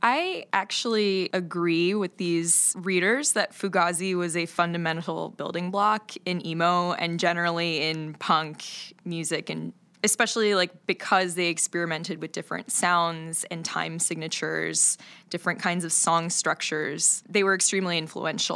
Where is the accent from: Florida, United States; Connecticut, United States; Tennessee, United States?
Florida, United States; moved away; I'm from Florida